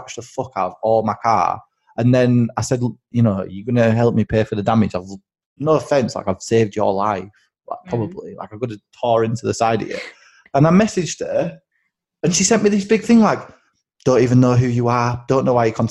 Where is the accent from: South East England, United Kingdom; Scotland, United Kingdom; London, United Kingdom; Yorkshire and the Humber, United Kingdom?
Yorkshire and the Humber, United Kingdom; Bradford; I grew up in Bradford.